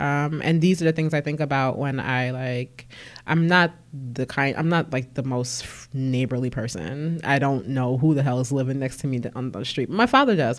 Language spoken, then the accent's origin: English; Newark, New Jersey, United States; also born or lived in Orange, New Jersey; I was born at Saint Michael's Hospital in Newark. Um, I grew up in the South Ward of Newark, uh, Lehigh Avenue